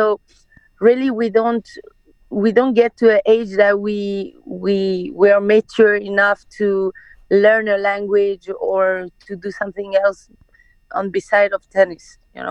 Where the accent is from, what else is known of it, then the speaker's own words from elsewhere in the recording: France; born there; English is a second language; So, but I was born in France. So, yeah, I always speak Farsi with my family, and then when I'm outside, I speak French.